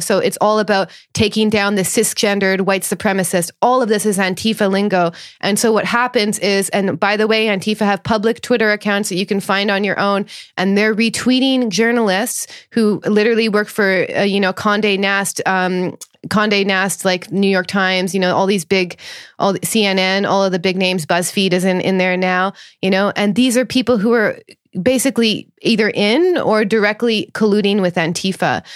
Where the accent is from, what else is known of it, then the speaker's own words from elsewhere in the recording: Thunder Bay, Ontario, Canada; I grew up in a town which is infamous in Canada, 'cause called Thunder Bay, Ontario